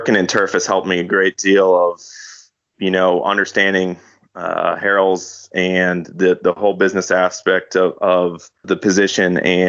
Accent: just outside of Green Bay, Wisconsin, United States; moved away as an adult; also born or lived in Georgia / Florida; I'm originally from just outside of Green Bay.

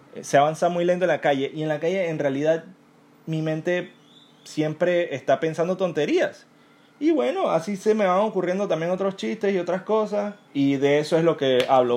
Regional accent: Panama; yo soy panameño

